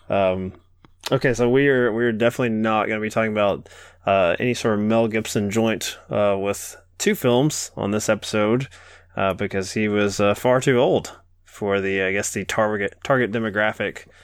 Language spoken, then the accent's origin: English; England, United Kingdom; We're uh we're from England. England. That's probably why we seem so weird to you.